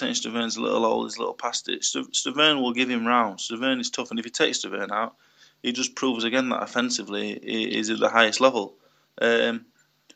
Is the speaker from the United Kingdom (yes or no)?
yes; United Kingdom; As a British heavyweight